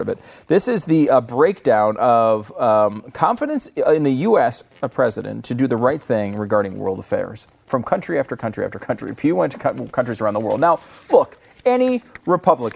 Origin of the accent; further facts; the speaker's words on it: Canada; now in United States; as a Canadian sports celebrity